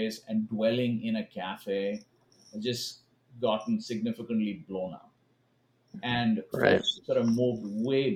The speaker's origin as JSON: {"language": "English", "country": "India", "tie": "born or raised there", "also_born_or_lived": "Kansas City, United States", "moved": "as an adult", "lives_now": "Los Angeles, United States", "said": "I grew up in India"}